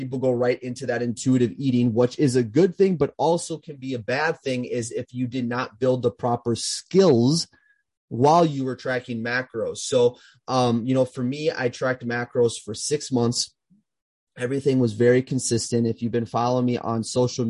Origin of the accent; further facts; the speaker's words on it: Minnesota, United States; my hometown is in Minnesota